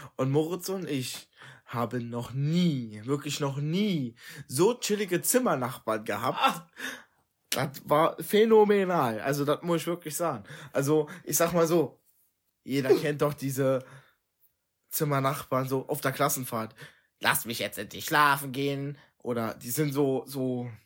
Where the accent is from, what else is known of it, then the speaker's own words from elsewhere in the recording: Trier, Rhineland-Palatinate, Germany; ich bin in Trier geboren.